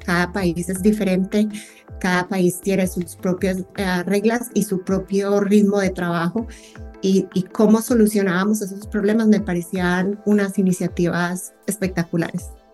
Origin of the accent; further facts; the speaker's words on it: Colombia; now in United States; Yo soy colombiana, pero vivo en Estados Unidos y extraño muchísimo mi tierra en, estas épocas.